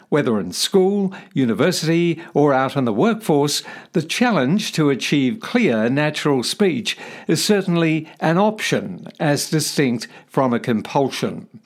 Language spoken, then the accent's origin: English; New Zealand; moved away as an adult; now in Australia; Growing up in New Zealand, I didn't realise a strong New Zealand accent could be a problem until I moved to Australia